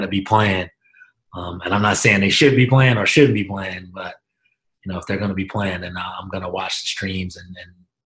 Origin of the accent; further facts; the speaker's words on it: Philadelphia, Pennsylvania, United States; moved away as an adult; also born or lived in Europe; now in Hamilton, United States; I'm from Germantown. I grew up in the city, in the Germantown section of Philadelphia